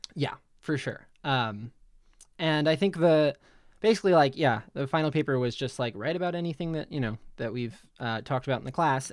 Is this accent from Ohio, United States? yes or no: no; Middletown, New Jersey, United States; I grew up in Middletown, New Jersey with Jess